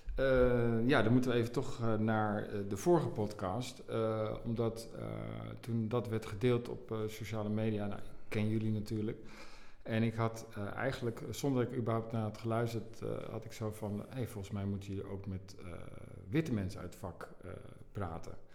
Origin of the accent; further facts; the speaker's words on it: Assen, Drenthe, Netherlands; also born or lived in Nijkerk; Ik ben geboren in Nijkerk, maar ik ben opgegroeid in Drenthe, in Assen.